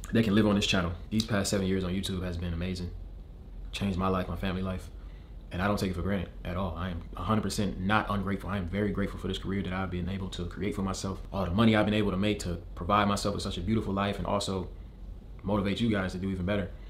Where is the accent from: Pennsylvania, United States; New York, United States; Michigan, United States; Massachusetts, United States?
Michigan, United States; As I followed my dreams since I came from Michigan and I quit my job and I dropped out of college to focus on this career